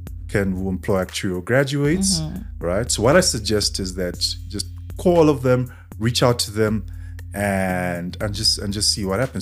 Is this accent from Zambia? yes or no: yes; Zambia; moved away as an adult; now in South Africa; I'm from Zambia